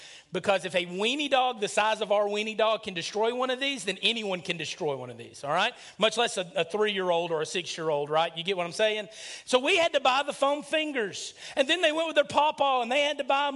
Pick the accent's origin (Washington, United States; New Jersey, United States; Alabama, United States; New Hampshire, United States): Alabama, United States; near Huntsville; born or raised there